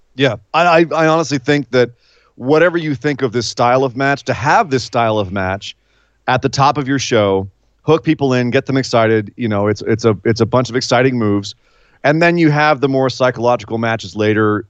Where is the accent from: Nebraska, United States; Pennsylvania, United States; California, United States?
California, United States; San Francisco; my hometown of San Francisco, or home area of San Francisco, the, up in the Bay Area